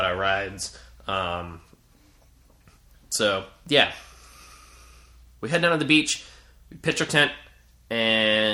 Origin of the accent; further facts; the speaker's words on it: New Jersey, United States; moved away as an adult; now in New York, United States; I grew up in Jersey, by the way, for the most part in Jersey. Like, I'm from Jersey originally. I may live in New York right now, but I'm originally from Jersey